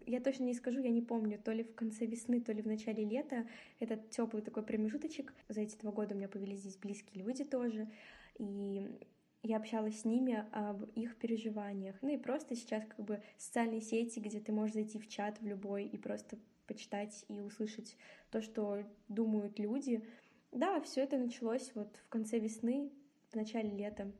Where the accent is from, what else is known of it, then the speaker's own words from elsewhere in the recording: Kazakhstan; moved away as an adult; now in Minsk, Belarus; я приехала из Казахстана